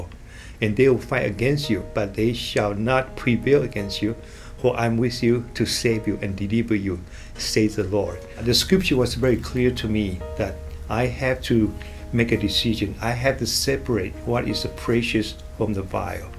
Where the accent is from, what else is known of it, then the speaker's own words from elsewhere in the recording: Taiwan; moved away as an adult; now in Bay Area, United States; when I finished my military service and I came back to Taiwan